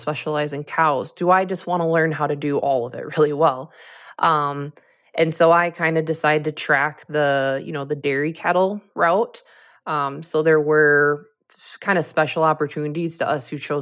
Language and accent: English; Nicollet, Minnesota, United States; growing up, there was a lot of dairy in the area that I grew up. I'm originally from Nicollet, Minnesota, which is a teeny tiny town in south central Minnesota.